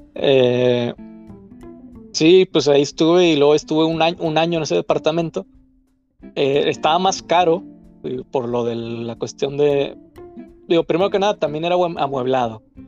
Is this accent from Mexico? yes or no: yes; Mexico; moved away as an adult; now in Germany; le dije, no, pues mexicano